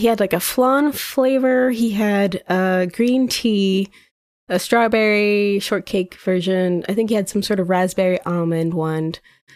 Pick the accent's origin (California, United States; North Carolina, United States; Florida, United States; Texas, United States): Florida, United States; now in Philadelphia, United States; I'm from Florida, but I live in Philadelphia now